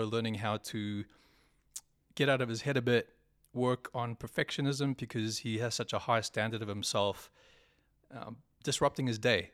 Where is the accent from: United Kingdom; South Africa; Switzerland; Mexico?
South Africa; also born or lived in New Zealand; now in Sydney, Australia; I am South African born, New Zealand citizen still